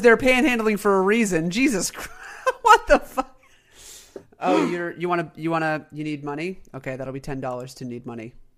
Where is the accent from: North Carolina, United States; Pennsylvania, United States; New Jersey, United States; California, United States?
North Carolina, United States; my home state